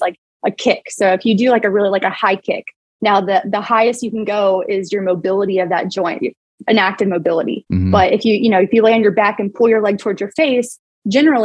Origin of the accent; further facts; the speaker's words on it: United States; also born or lived in Arkansas / Oklahoma; We lived in like Arkansas growing up in Oklahoma